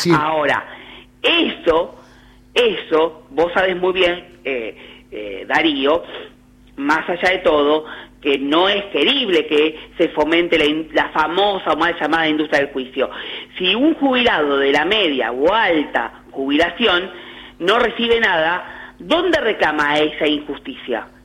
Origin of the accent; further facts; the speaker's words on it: Argentina; a mí como argentino